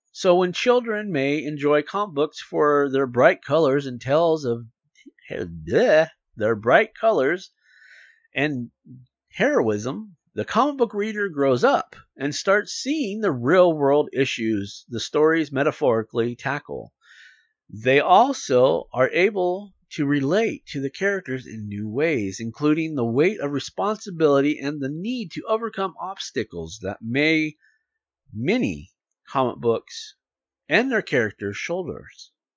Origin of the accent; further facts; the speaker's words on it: United States; as an American